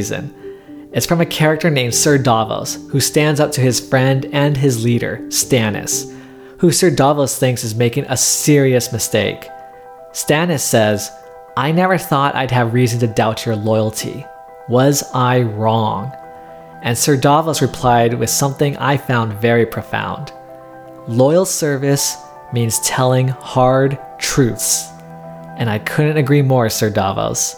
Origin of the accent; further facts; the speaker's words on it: Southern California, United States; now in Bay Area, United States; My parents provided me a very privileged life in Southern California